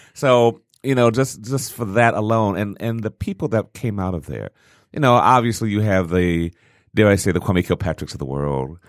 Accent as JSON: {"language": "English", "town": "Detroit", "region": "Michigan", "country": "United States"}